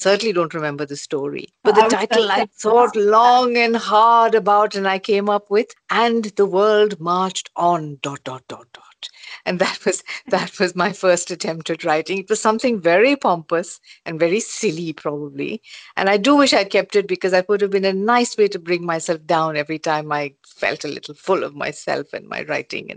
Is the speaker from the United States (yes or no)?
no; India; when I was growing up in India